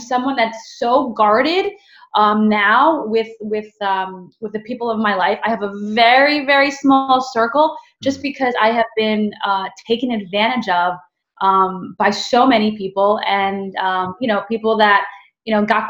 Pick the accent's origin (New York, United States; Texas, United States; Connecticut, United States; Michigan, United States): New York, United States; New York City; I'm just a girl from the Bronx